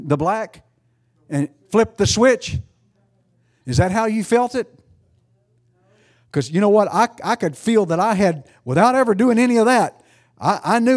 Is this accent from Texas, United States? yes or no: yes; East Texas, United States; I'm from East Texas.